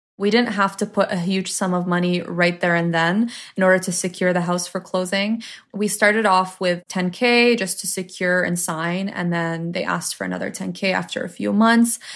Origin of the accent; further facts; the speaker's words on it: Toronto, Ontario, Canada; I am Lebanese Canadian. My parents were born in Lebanon. I was born in Toronto, Canada